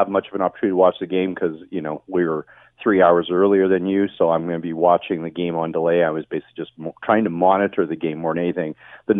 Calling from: Vancouver, British Columbia, Canada

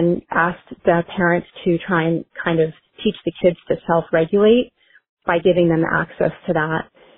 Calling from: Seattle, Washington, United States; I'm calling here from Seattle, Washington.

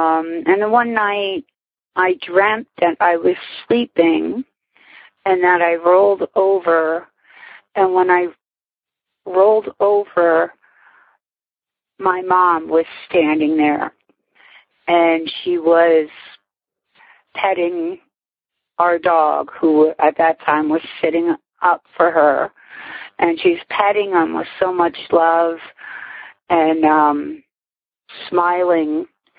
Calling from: Whitehall, Pennsylvania, United States; I'm calling from Whitehall, PA

